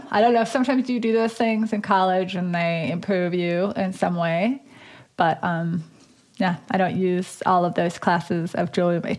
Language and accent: English; Dickinson, North Dakota, United States; In Dickinson, North Dakota.